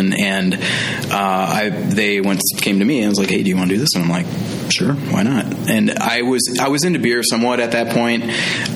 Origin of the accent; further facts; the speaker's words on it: Green Bay, Wisconsin, United States; moved away as an adult; now in Madison, United States; I went back to my hometown of Green Bay